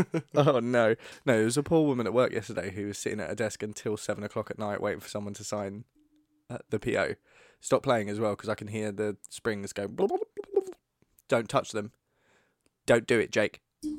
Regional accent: United Kingdom; We're British. We don't love ourselves.

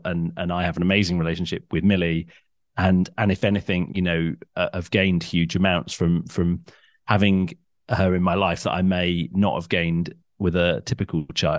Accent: North West England, United Kingdom; I grew up in Cheshire. So I'm sort of, I've lived a lot in the South, but I'm sort of from everywhere.

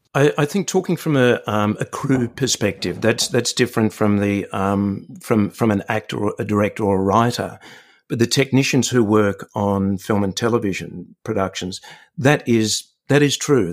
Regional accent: Sydney, New South Wales, Australia; it's my hometown

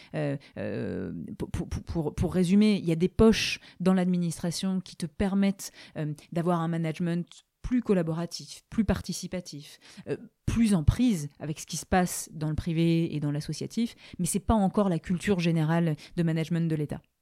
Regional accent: Aix-en-Provence, Provence-Alpes-Côte d'Azur, France; moved away; je suis exoise donc je suis d'Aix-en-Provence. Je suis extrêmement attachée à la région.

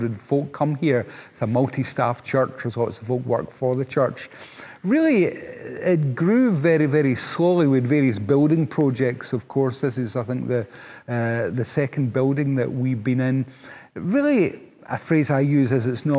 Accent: Paisley, Scotland, United Kingdom; also born or lived in Glasgow; I was born and bred in Paisley, which is a town outside of Glasgow

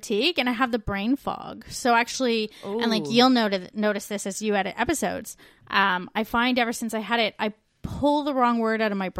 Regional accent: Canada; moved away as an adult

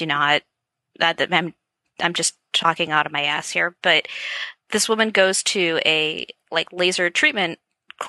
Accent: Wisconsin, United States; I'm from Wisconsin

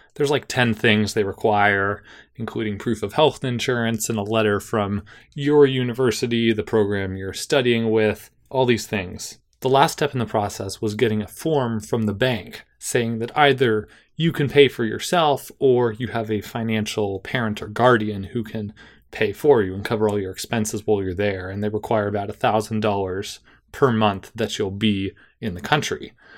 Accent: Davis, California, United States; Davis, my hometown

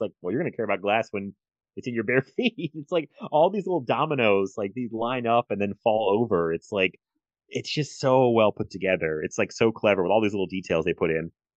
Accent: United States; as an American

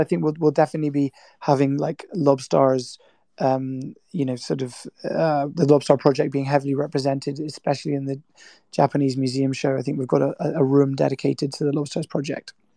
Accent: Scotland, United Kingdom; my parents are Irish, but I grew up in Scotland

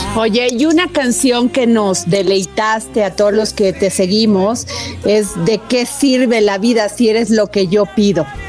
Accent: Veracruz, Mexico; yo soy tu paisana, soy veracruzana.

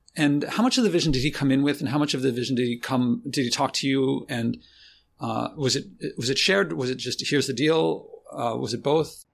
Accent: Philadelphia, Pennsylvania, United States; I grew up in Philadelphia

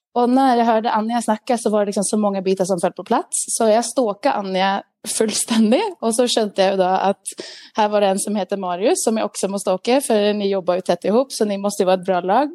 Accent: Sweden; Jag är en svensk glad dam

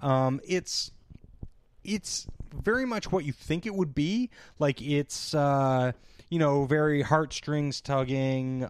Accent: Canada; as a Canadian

